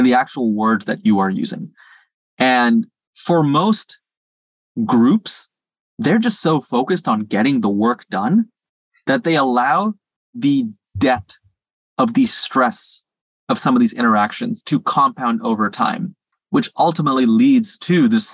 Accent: Singapore; moved away; I speak some Mandarin because I grew up in Singapore.

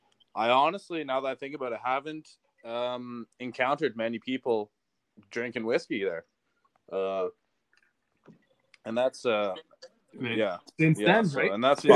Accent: Miramichi, New Brunswick, Canada; I'm from Miramichi, New Brunswick

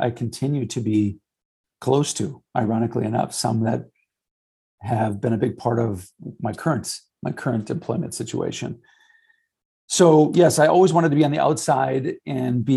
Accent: St. Paul, Minnesota, United States; I grew up in St. Paul, so 3M was the mecca.

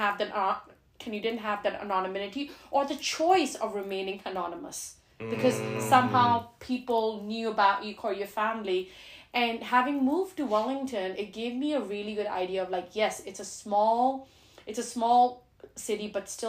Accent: Geneva, Switzerland; Like, when I was growing up in Geneva, I was like, I don't really have a choice.

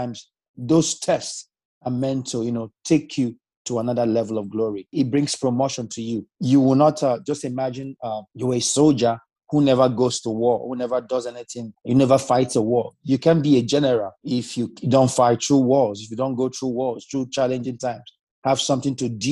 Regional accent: Nigeria; now in Zeist, Netherlands; I'm from Nigeria, but I'm currently based in the Netherlands.

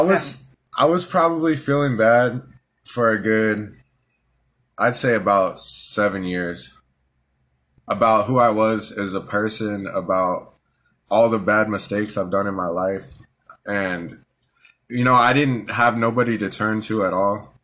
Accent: Albuquerque, New Mexico, United States; also born or lived in San Antonio, Texas; I was born in San Antonio, Texas, and raised in Albuquerque, New Mexico

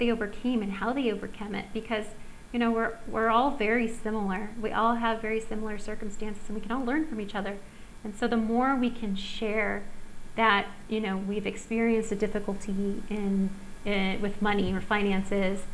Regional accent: Southern California, United States; now in Costa Rica; I grew up in Southern California

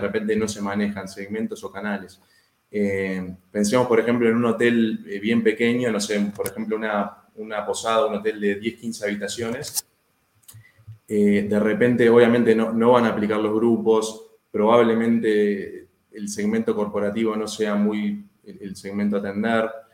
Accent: Uruguay; yo vivo en Uruguay, soy uruguayo

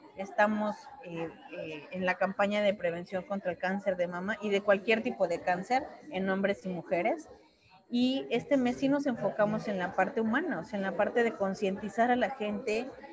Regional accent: Mexico; somos muy protocolarios los mexicanos

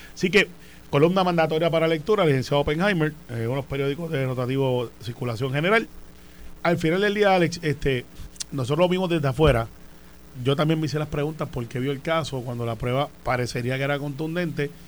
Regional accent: Puerto Rico; como buen puertorriqueño

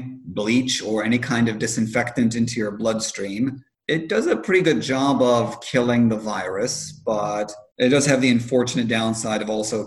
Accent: Lebanon; One of the downsides of growing up in Lebanon during the summer is that, well, you were mentioning your grandfather.

